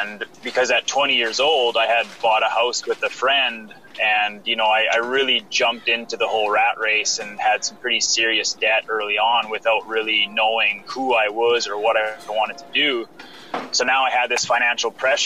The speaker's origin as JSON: {"language": "English", "town": "Saskatoon", "region": "Saskatchewan", "country": "Canada", "said": "I'm from Saskatoon, Saskatchewan, Canada."}